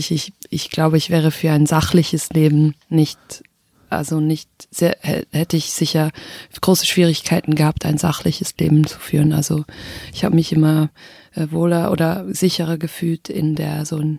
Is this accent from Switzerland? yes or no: yes; Switzerland; first language Swiss German; meine Muttersprache ist Schweizerdeutsch und also singen zu müssen mit Schweizerdeutsch, das war auch so ein wichtiger Prozess.